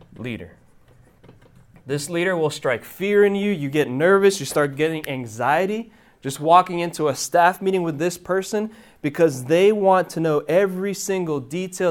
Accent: Miami, Florida, United States; moved away as an adult; now in Hendersonville, United States; originally, I'm from Miami, Florida. Um, child of Cuban immigrants. My parents were born in Cuba. I was born in Miami, Florida.

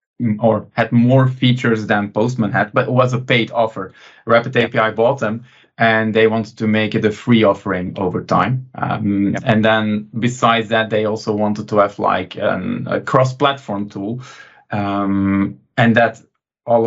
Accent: Belgium; also born or lived in Antwerp; from Belgium, living near Antwerp.

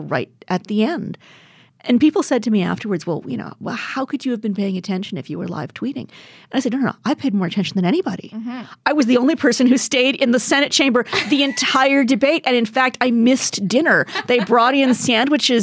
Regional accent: Edmonton, Alberta, Canada; I'm from Edmonton.

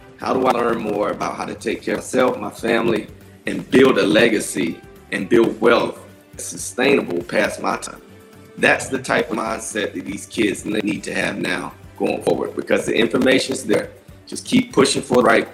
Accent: Folkston, Georgia, United States; moved away; I grew up in Folkston

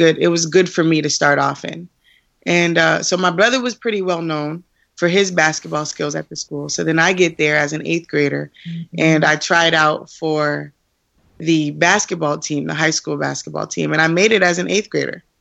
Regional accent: Springfield, Massachusetts, United States; I was born in Springfield, Massachusetts.

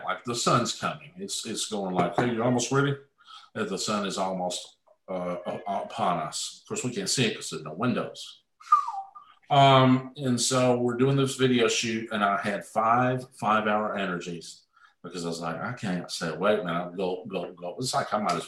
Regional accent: Mount Juliet, Tennessee, United States; I'm from Mount Juliet.

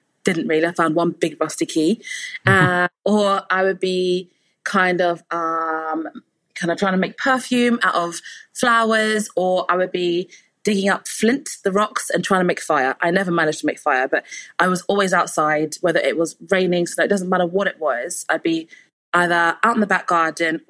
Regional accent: Luton, East of England, United Kingdom; also born or lived in Houghton Regis; I was born in the LND, which is Luton and Dunstable Hospital. And you can tell I'm from Luton because I drop the T when I say it

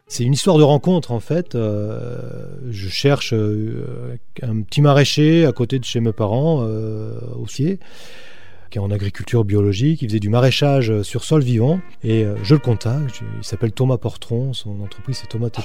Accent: Poitiers, Nouvelle-Aquitaine, France; now in Béarn, France; je suis originaire de Poitiers. J'ai toute ma famille là-bas

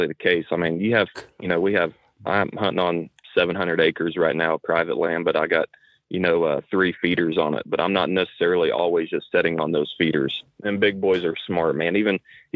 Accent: Woodward, Oklahoma, United States; I'm from Northwest Oklahoma, small town called Woodward. Grew up deer hunting, whitetail hunting with my dad.

